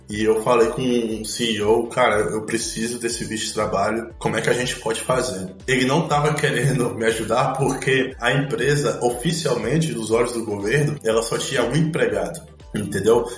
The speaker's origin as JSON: {"language": "Portuguese", "town": "Brasília", "region": "Federal District", "country": "Brazil", "tie": "born or raised there", "also_born_or_lived": "Salvador, Bahia, Brazil", "moved": "as an adult", "lives_now": "Belgrade, Serbia", "said": "eu sou natural de Salvador, eu nasci lá e morei até os 5 anos de idade, e aí depois eu fui morar com os meus pais em Brasília, e lá eu, eu basicamente eu eu, fui criado por 16 anos"}